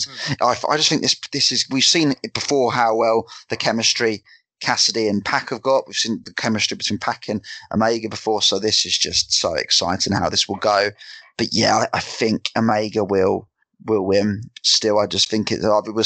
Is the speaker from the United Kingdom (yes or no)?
yes; England, United Kingdom; being English